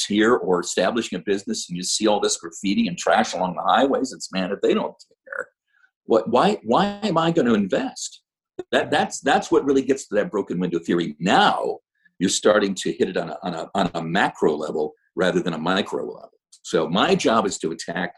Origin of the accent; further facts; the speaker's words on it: Toledo, Ohio, United States; now in Fresno, United States; I come from Toledo, Ohio